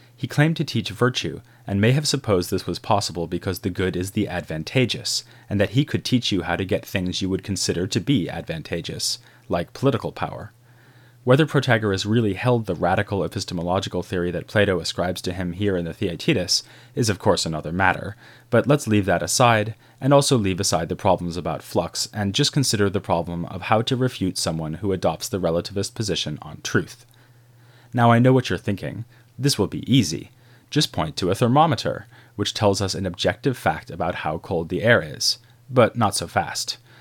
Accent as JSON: {"language": "English", "town": "Boston", "region": "Massachusetts", "country": "United States", "tie": "born or raised there", "said": "I grew up in Boston"}